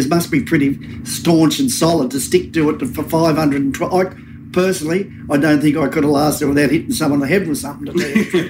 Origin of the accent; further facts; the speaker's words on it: New South Wales, Australia; I come from New South Wales.